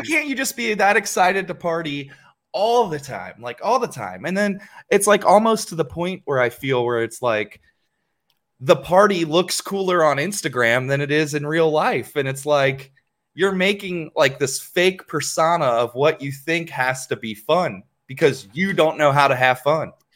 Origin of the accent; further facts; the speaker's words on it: Ohio, United States; I'm from Ohio